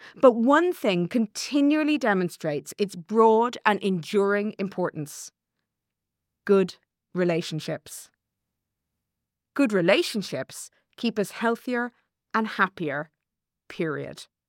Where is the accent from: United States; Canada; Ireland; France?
Ireland; as an Irish woman